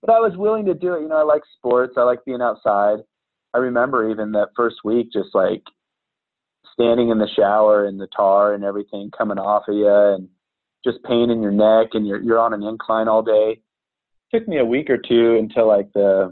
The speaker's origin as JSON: {"language": "English", "town": "Manhattan", "region": "Kansas", "country": "United States", "tie": "born or raised there", "said": "I grew up in Kansas in a rural college town, Manhattan"}